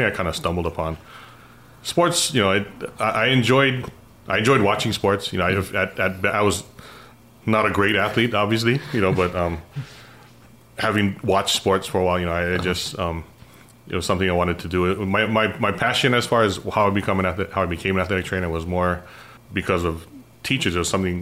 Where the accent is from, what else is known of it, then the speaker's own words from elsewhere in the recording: Kaneohe, Hawaii, United States; I grew up in Kaneohe